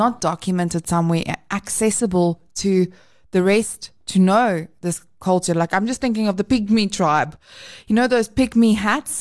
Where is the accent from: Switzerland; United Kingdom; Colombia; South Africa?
South Africa